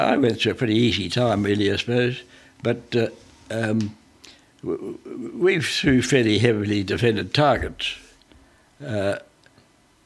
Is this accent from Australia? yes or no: yes; Australia; also born or lived in South Australia / Victoria; I got back to England, back to Australia from England on the 1st of January 1944.